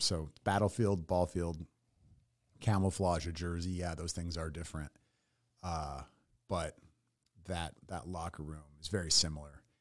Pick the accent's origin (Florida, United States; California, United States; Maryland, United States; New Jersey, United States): California, United States; San Francisco Bay; moved away as an adult; also born or lived in Tennessee / San Diego / Los Angeles; now in Austin, United States; born in Tennessee, grew up in the San Francisco Bay